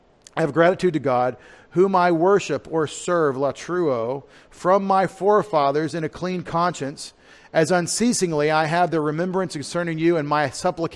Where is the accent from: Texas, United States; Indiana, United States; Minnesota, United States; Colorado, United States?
Texas, United States; If I say prayer the way I grew up in East Texas, it's 2 syllables.